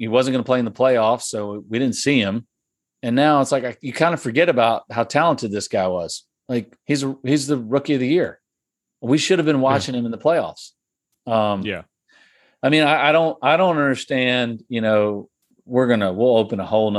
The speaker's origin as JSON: {"language": "English", "region": "Virginia", "country": "United States", "said": "I'm from Virginia"}